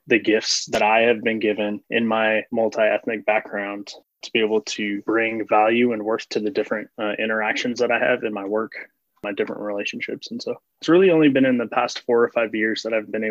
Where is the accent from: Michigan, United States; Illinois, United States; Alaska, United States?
Illinois, United States; Chicago; I grew up in the Chicagoland area